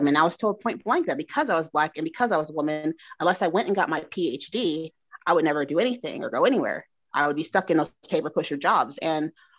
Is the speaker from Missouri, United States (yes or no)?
no; Georgia, United States; also born or lived in Indiana; I grew up with in Georgia